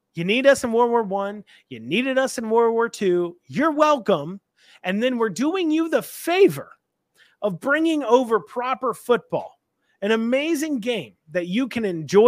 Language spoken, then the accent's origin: English; United States; I'm American